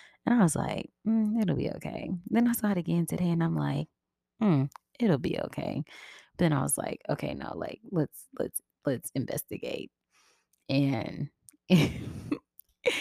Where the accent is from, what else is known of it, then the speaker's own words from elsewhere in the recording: Memphis, Tennessee, United States; moved away as an adult; I am originally from Memphis, Tennessee. And I really do love where I come from. But I haven't lived there in, I don't know how many years